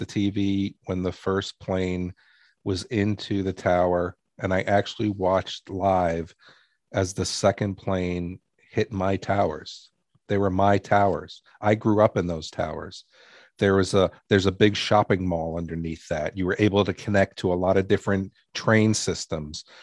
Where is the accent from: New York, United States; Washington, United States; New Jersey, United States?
New York, United States; New York City; I grew up in New York City